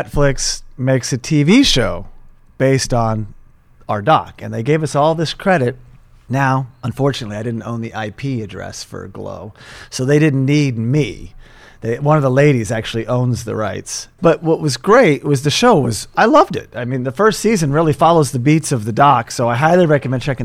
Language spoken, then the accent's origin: English; Tulsa, Oklahoma, United States; moved away as an adult; also born or lived in Los Angeles; my hometown in Tulsa, Oklahoma